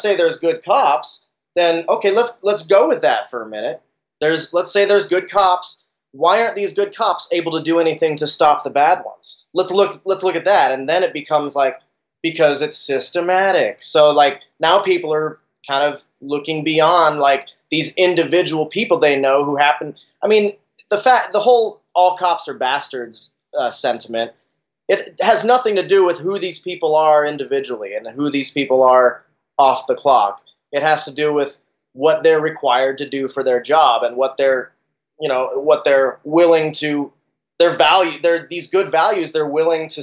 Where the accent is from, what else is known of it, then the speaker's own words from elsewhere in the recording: Salt Lake City, Utah, United States; moved away; I'm actually from Salt Lake myself, originally.